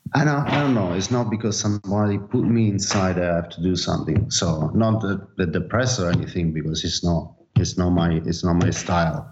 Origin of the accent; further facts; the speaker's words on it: Naples, Campania, Italy; now in Barcelona, Spain; I'm from Napoli